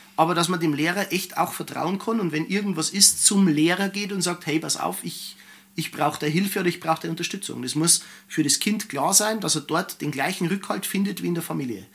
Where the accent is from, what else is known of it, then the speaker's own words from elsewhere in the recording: Germany; bei uns in Deutschland